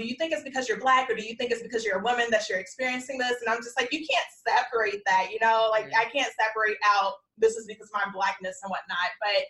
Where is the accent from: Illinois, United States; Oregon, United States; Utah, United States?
Illinois, United States; South Holland; now in Texas, United States; Like, I'm very specific when I meet people. I'm like, I'm from Chicagoland because I grew up in South Holland.